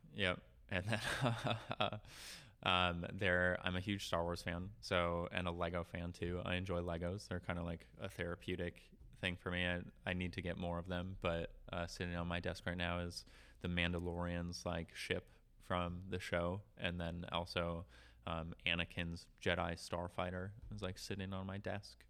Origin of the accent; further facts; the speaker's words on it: Duluth, Minnesota, United States; now in South Dakota, United States; Duluth, Minnesota. Like I grew up on the North Shore, at least like my childhood on the North Shore